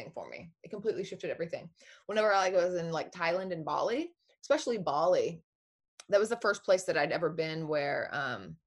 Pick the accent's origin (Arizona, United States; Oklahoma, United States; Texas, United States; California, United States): Oklahoma, United States; I was born in Oklahoma, in a tiny little town in Oklahoma.